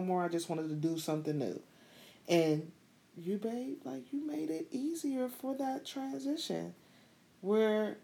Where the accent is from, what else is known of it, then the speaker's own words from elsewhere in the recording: Pittsburgh, Pennsylvania, United States; moved away as an adult; I was born and raised in Pittsburgh, Pennsylvania